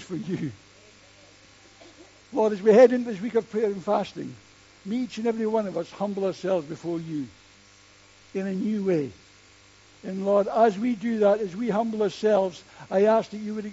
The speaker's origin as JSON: {"language": "English", "country": "United Kingdom", "said": "we're British and within our own culture"}